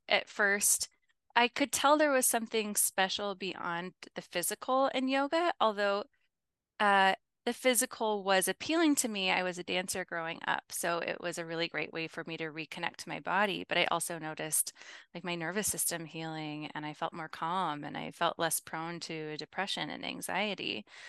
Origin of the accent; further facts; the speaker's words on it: Midwest, United States; I am from the Midwest in the United States